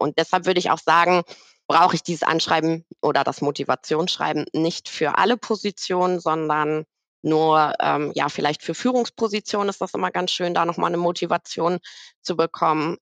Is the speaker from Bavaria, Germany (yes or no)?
no; Bochum, North Rhine-Westphalia, Germany; also ich bin gebürtige Bochumerin, äh, in Bochum geboren